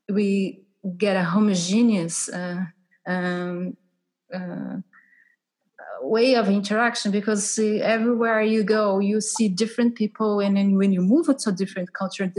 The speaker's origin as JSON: {"language": "English", "country": "Brazil", "also_born_or_lived": "Portugal", "second_language": "English", "moved": "yes", "lives_now": "United States", "said": "I'm from Brazil."}